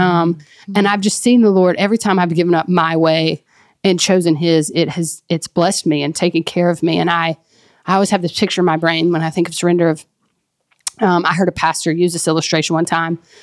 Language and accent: English; Mississippi, United States; now in Texas, United States; That's where I'm from and where my family is